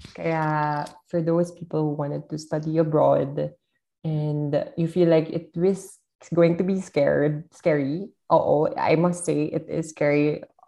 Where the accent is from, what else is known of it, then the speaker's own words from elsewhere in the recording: Philippines; nangyayari din sa amin sa Pilipinas